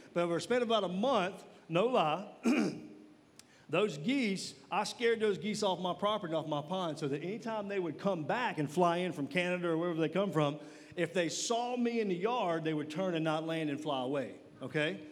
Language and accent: English; Mississippi, United States; I am from Mississippi